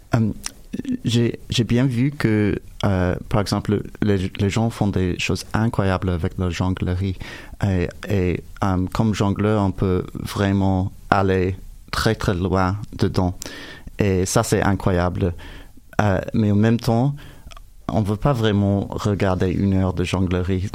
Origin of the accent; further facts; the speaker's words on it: United States; French is a second language; moved away; mon français n'est pas parfait, je suis américain